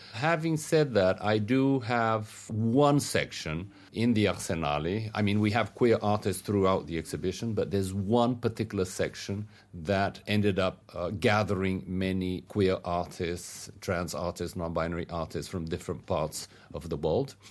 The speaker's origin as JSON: {"language": "English", "country": "Brazil", "said": "where I come from in Brazil and Latin America"}